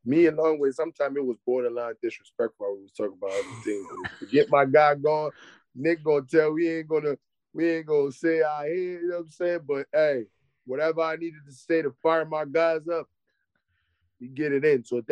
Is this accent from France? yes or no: yes; Paris, Île-de-France, France; moved away; I'm from Paris, but I'm not from the Paris that y'all guys know with the Eiffel Tower at night.